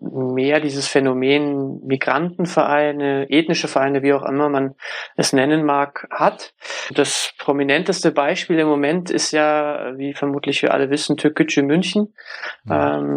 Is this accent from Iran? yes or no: no; Turkey; meiner Lederhosen auf die Wiesen. Und auf der anderen Seite bin ich aber Türke.